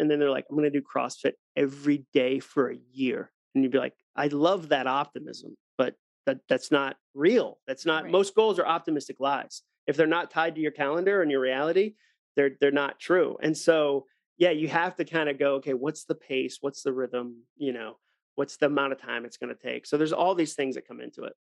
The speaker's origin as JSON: {"language": "English", "town": "Ipswich", "region": "Massachusetts", "country": "United States", "tie": "born or raised there", "said": "growing up in Ipswich on the North Shore of Massachusetts"}